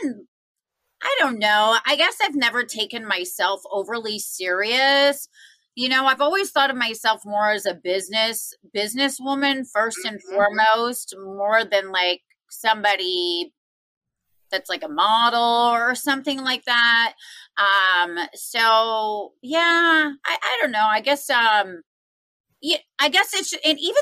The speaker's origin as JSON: {"language": "English", "region": "Wisconsin", "country": "United States", "tie": "born or raised there", "also_born_or_lived": "New York", "moved": "yes", "lives_now": "Las Vegas, United States", "said": "I'm from Wisconsin"}